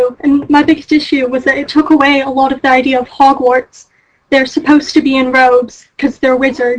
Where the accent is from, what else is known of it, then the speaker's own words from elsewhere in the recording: Arizona, United States; now in England; I'm in England, but I grew up in the States, so that's probably why my accent might sound odd.